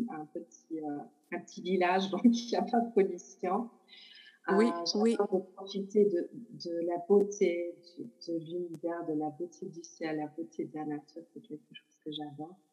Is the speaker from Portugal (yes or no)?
yes; Portugal; born there; au Portugal, qui est mon pays natal, comme j'ai dit. Et je crois que c'est pas que relié à moi, mais c'est vraiment relié à mes origines aussi.